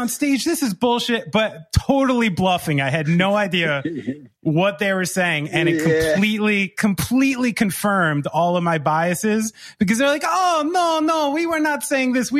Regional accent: United States; as an American, you take what they're saying as confrontational

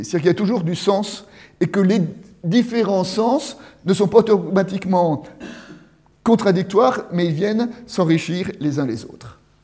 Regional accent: France; je suis français, je suis de tel village

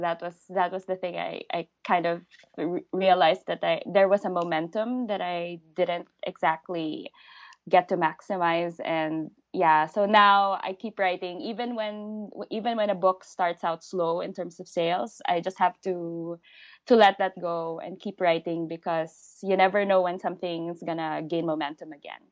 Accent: Philippines; first language English; I'm a Filipino living in the Philippines

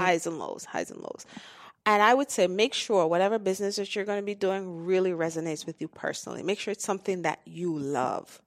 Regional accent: Jamaica; I'm from Jamaica, so that's, that's home.

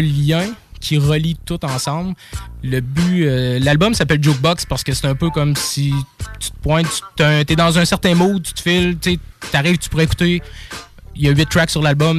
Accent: Quebec City, Quebec, Canada; also born or lived in Sainte-Brigitte-de-Laval; je suis originaire, ben oui, de Québec. Euh, principalement, ben là, j'étais à Sainte-Brigitte-de-Laval

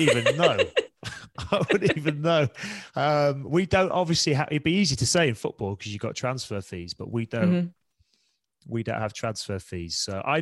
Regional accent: Leeds, Yorkshire and the Humber, United Kingdom; moved away; I'm from Leeds. I had a year out of school and played for my local club Leeds

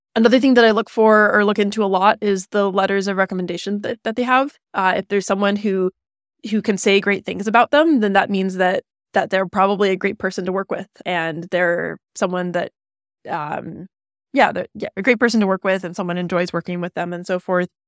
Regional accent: California, United States; I grew up in California, um, about an hour east of where I am right now

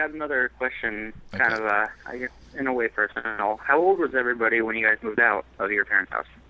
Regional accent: California, United States; Hi, this is … from California.

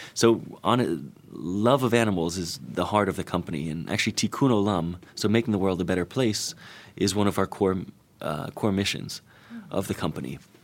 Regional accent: Florida, United States; I'm from Florida

